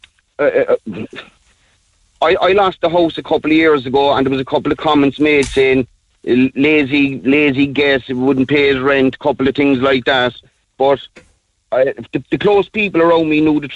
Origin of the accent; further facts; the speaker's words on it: Ireland; as Irish people